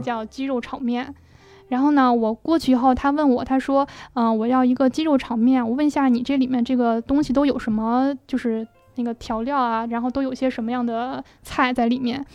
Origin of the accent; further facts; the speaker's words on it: Beijing, China; 像我是北京人，我在北京待了这么多年了